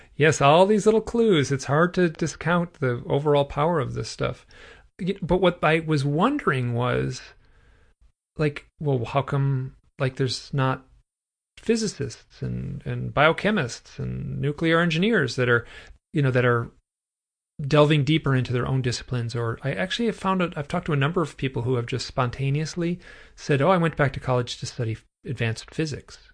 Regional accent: Michigan, United States; I'm from Michigan

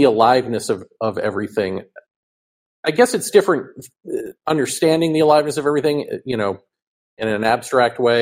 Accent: Massachusetts, United States; moved away as an adult; also born or lived in New York; I grew up in Massachusetts and then my adult life, New York

